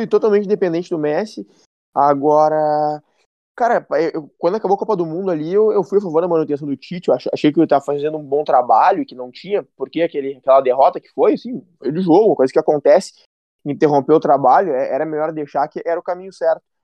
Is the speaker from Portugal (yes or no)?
no; Brazil; eu descobri que eu sou brasileiro